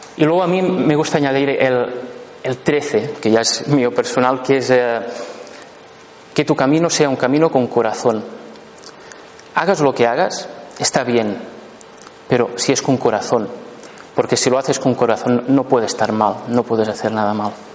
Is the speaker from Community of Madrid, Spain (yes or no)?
no; La Pobla de Lillet, Catalonia, Spain; yo nací en la, en Popla de Lillet, un pueblo muy bonito